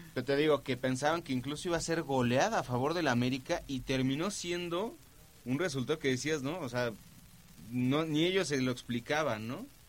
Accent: Argentina; now in Mexico; como argentino que vivo en México

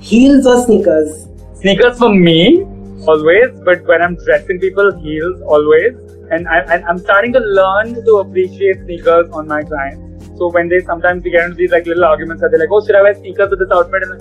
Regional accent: Delhi, India; now in Mumbai, India

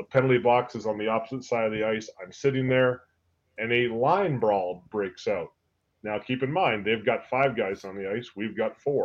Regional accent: Vancouver, British Columbia, Canada; I grew up in Vancouver. Vancouver

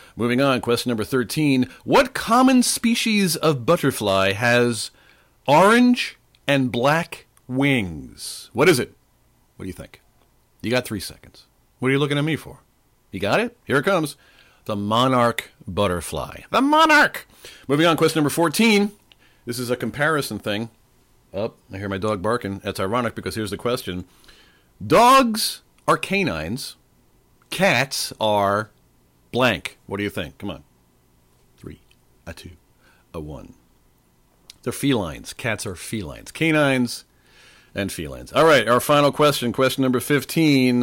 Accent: Oceanside, New York, United States; Oceanside, Long Island, my hometown

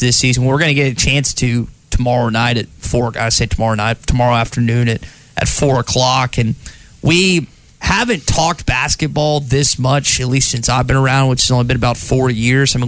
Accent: Arkansas, United States; From Arkansas

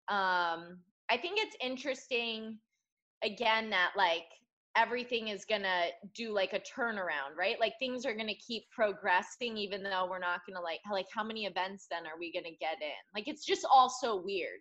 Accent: Connecticut, United States; moved away; I'm from Connecticut

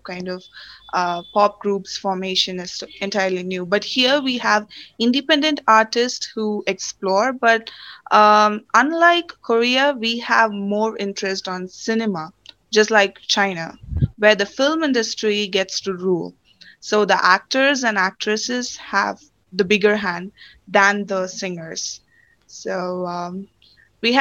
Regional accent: Tamil Nadu, India; first language Tamil; English is a second language; I come from Tamil Nadu

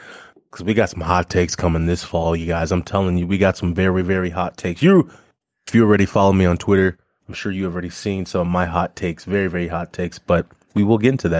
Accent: Colorado, United States; moved away; also born or lived in Wisconsin; It's not like I'm just want to just be that person to root against my home state's team. No, I've always been a fan of the Broncos.

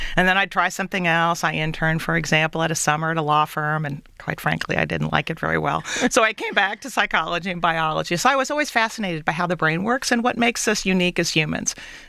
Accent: Cincinnati, Ohio, United States; also born or lived in Illinois; now in Detroit, United States; I grew up in Cincinnati, another Midwestern city that is focused on reinventing itself for the future.

